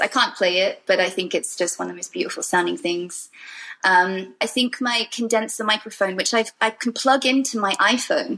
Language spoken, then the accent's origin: English; Wales, United Kingdom; I come from Wales